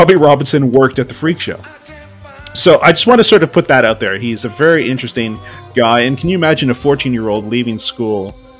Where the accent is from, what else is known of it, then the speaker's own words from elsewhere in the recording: Mississauga, Ontario, Canada; now in Australia; I grew up in Streetsville. Streetsville is this little town in Mississauga, Ontario. When I grew up in Streetsville, it felt like a very, very small town in a really big city. It's about 45 minutes by train to Toronto.